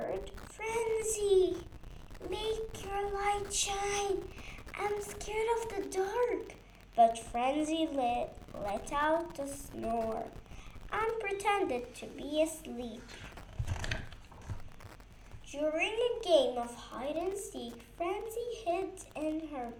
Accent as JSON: {"language": "English", "town": "Beirut", "region": "Beirut Governorate", "country": "Lebanon", "said": "I am from Lebanon, Beirut"}